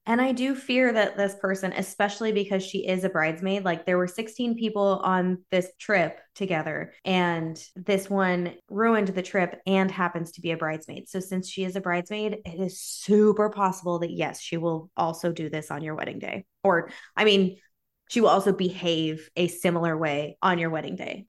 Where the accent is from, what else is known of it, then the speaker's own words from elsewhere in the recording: United States; I'm American.